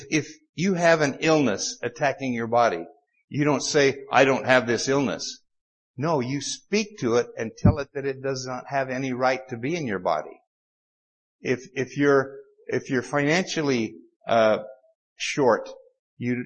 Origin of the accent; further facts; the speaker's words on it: Utah, United States; accent: Utah; my Utah accent